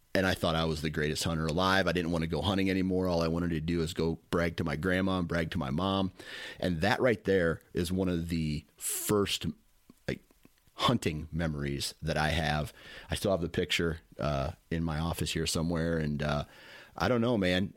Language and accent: English; Iowa, United States; I'm from Iowa